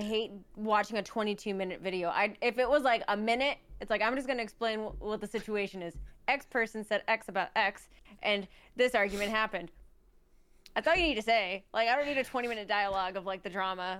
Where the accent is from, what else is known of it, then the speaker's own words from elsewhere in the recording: United States; We're American